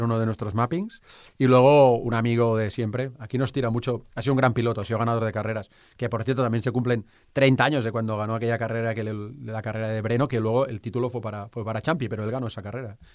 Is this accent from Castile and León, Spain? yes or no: no; Barcelona, Catalonia, Spain; Yo soy de Barcelona